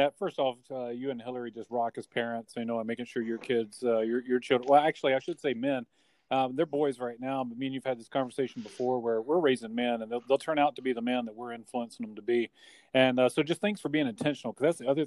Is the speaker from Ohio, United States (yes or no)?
no; Mississippi, United States; moved away; also born or lived in South Dakota; I'm a Mississippi boy